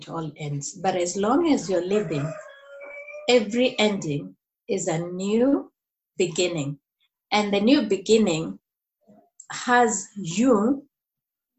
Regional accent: Nairobi, Kenya; now in Murang'a, Kenya; I'm from Nairobi, Kenya. I live in a place called Murang'a, a county in central province of Kenya.

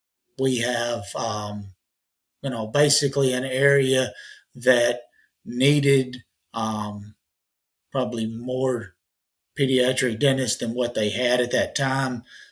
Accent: near Mammoth Cave National Park, central Kentucky, United States; also born or lived in Louisville, Kentucky; now in Owensboro, United States; No, I'm a transplant. I grew up near Mammoth Cave National Park. I am a Kentucky guy through and through.

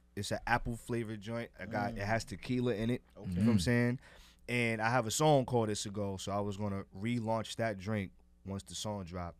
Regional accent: New York City, New York, United States; Respectfully, I am from Harlem.

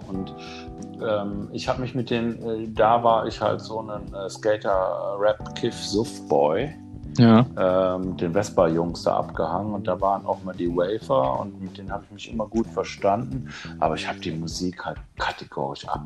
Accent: Aachen, North Rhine-Westphalia, Germany; ich komme aus der Aachener Ecke, da gibt es die Rockfabrik

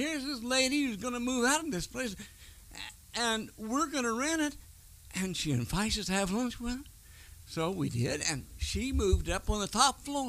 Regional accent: Boone County, Indiana, United States; moved away as an adult; I come from Indiana. I'm a farm boy from Indiana. I was born on a farm in Boone County, Indiana.

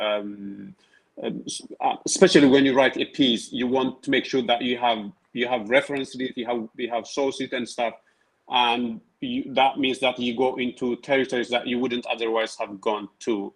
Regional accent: Tigray, Ethiopia; first language Tigrinya; English is a second language; moved away as an adult; also born or lived in Italy; now in Sweden; I grew up in Tigray, and in Ethiopia, I had never lived outside Tigray.

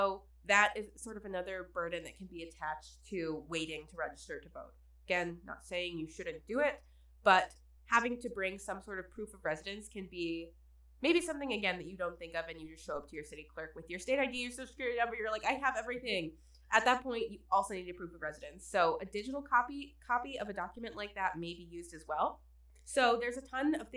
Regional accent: Midland, Michigan, United States; I'm from Midland, which is still a bit more of like a city

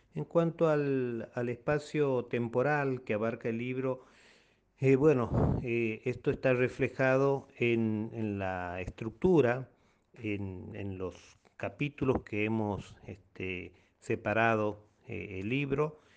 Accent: Colonia Dora, Santiago del Estero, Argentina; muchos de nosotros, de los dorenses

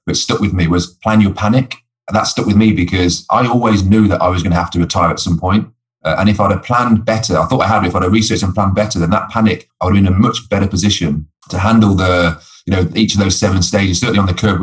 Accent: Coventry, West Midlands, United Kingdom; My dream was to play football as a boy growing up in Coventry

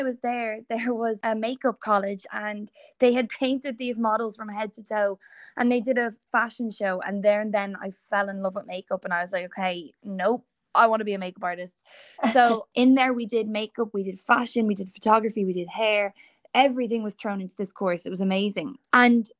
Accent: Dublin, Leinster, Ireland; I am from Dublin, born and still living here

